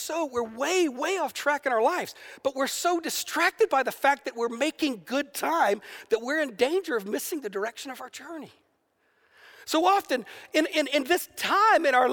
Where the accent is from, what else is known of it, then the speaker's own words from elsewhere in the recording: the South, United States; I grew up in the South in America